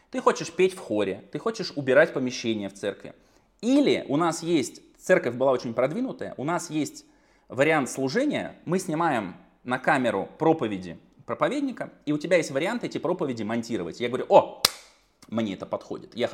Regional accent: Kemerovo, Kemerovo Oblast, Russia; born there; now in Saratov, Russia; Я родился в Сибири, в Кемерово. Потом оттуда уехали. В итоге я живу в Саратове

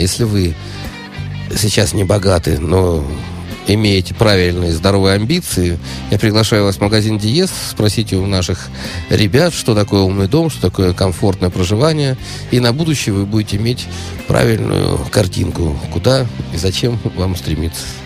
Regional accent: Saint Petersburg, Russia; я питерский человек

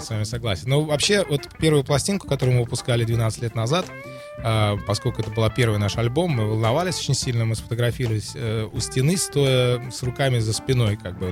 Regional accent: Saint Petersburg, Russia; now in Germany; я из Петербурга

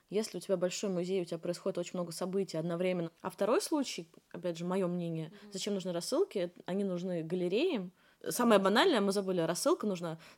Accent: Moscow, Russia; я из Москвы

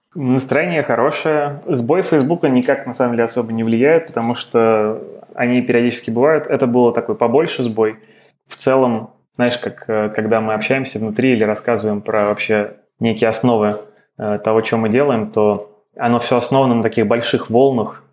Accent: Moscow, Russia; moved away as an adult; also born or lived in United States; я родился и вырос в Москве

